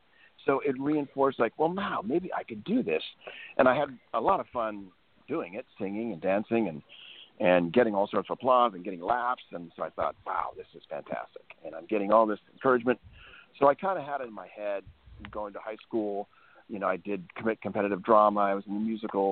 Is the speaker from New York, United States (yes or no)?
no; Billings, Montana, United States; I grew up in Billings, Montana, youngest of five kids